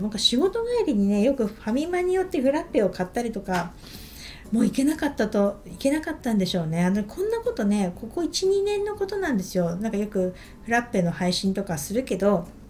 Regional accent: Niigata, Japan; 私一応新潟出身

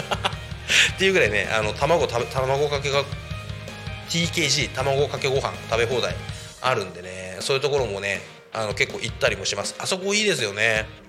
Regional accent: Koshigaya, Saitama, Japan; 僕の地元埼玉県越谷市

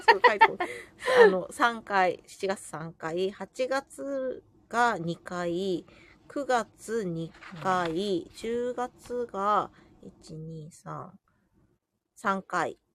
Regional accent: Jōsō, Ibaraki, Japan; 私の地元の常総市

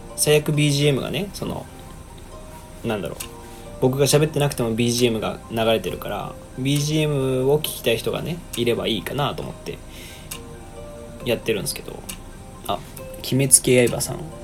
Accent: Osaka, Japan; 僕大阪なんで

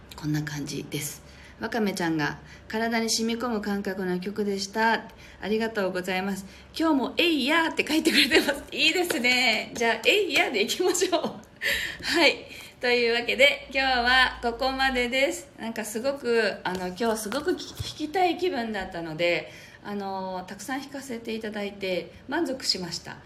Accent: Japan; この地に生まれたからそれをやっぱりね使いこなすというかそれが私たちの言語なので

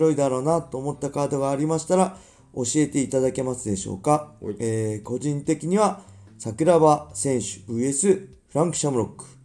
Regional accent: Inashiki, Ibaraki, Japan; 僕の地元生まれた茨城県稲敷市

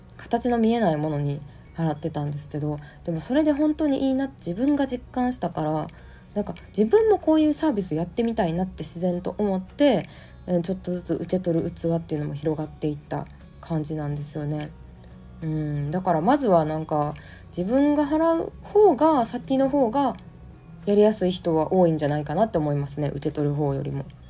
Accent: Japan; 日本に生まれ育った

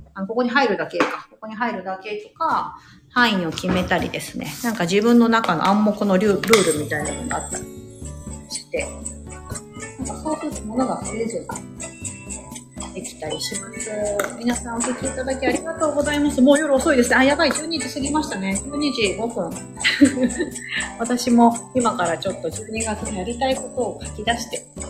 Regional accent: Osaka, Japan; accent: Kansai; moved away as an adult; also born or lived in Tokyo; 私は大阪生まれ、大阪育ちです。

